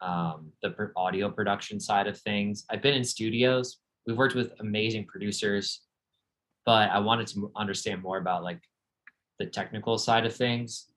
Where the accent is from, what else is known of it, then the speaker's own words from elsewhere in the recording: Cleveland, Ohio, United States; I grew up in Cleveland, Ohio